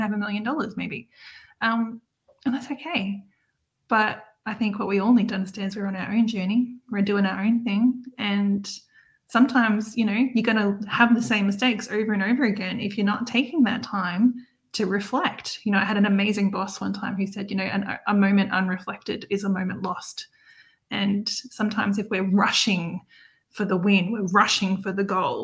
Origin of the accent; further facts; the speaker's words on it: Australia; accent: Australian; my Australian accent